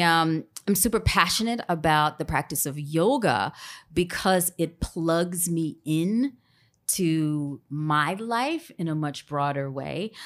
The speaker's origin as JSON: {"language": "English", "town": "Grambling", "region": "Louisiana", "country": "United States", "tie": "born or raised there", "said": "I'm originally from Grambling, Louisiana"}